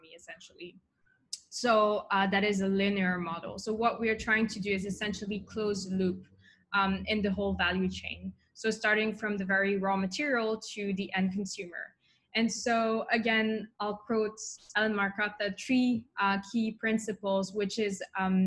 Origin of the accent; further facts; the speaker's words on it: Switzerland; moved away as an adult; also born or lived in Tokyo; now in Singapore; in Switzerland. So I was born and grew up there.